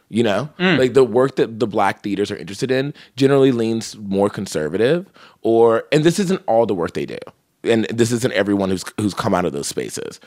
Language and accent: English; California, United States; I'm from California